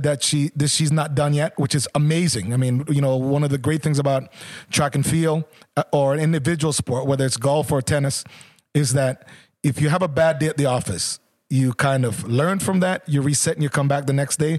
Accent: Jamaica; also born or lived in Canada; as a Jamaican myself

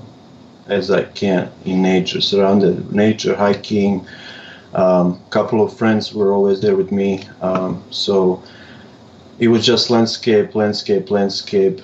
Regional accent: Serbia; moved away as an adult; now in Chicago, United States; I am from Serbia

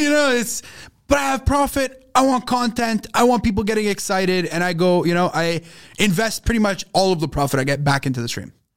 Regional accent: Montreal, Quebec, Canada; Growing up in Montreal

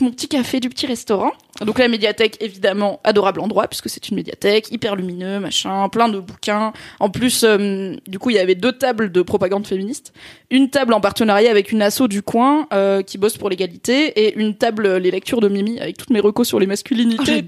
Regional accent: south-east France, France; les petites villes, euh, notamment du sud-est, puisque c'est là où j'ai grandi

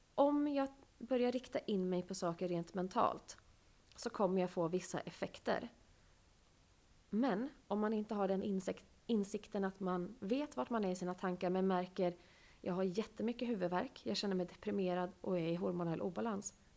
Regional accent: Sweden; jag är född i Sverige

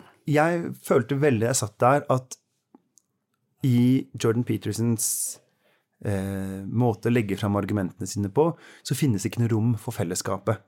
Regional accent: Oslo, Norway; moved away as an adult; now in Bergen, Norway; I Oslo, der jeg kommer fra

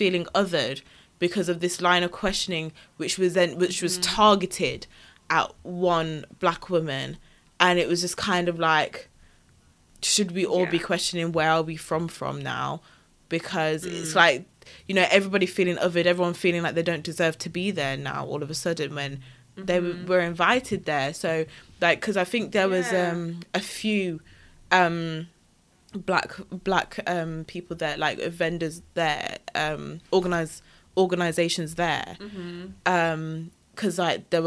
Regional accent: Wolverhampton, West Midlands, United Kingdom; I was from Wolverhampton

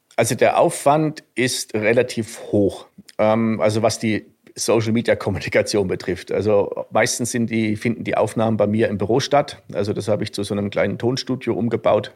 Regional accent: a small village near Suhl, southern Thuringia, Germany; accent: Franconian; moved away as an adult; now in Garmisch-Partenkirchen, Germany; Also ich komme ursprünglich aus Südthüringen, einem, ähm, einem kleinen Dorf in der Nähe von Suhl.

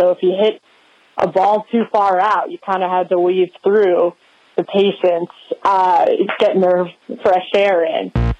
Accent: Old Bridge, New Jersey, United States; born and raised in Old Bridge, New Jersey.

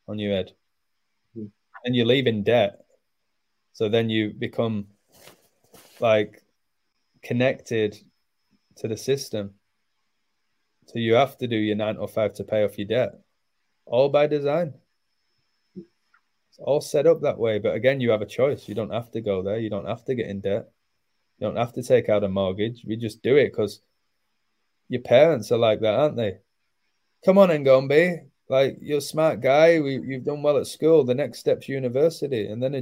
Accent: England, United Kingdom; now in Mexico; I'm from England

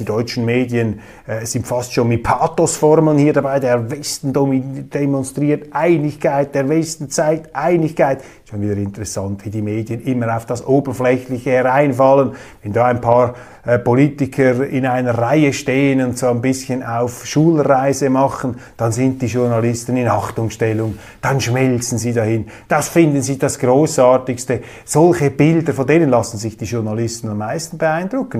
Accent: Zurich, Switzerland; als Zürcher

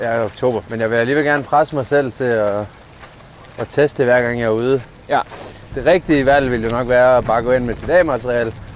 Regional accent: Padborg, Southern Denmark, Denmark; jeg kommer fra Padborg

